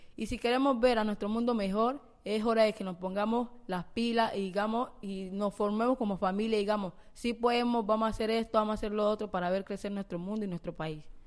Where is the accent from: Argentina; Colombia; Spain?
Colombia; en nuestro país